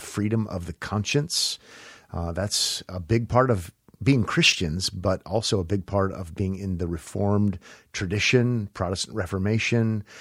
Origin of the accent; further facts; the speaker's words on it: United States; as an American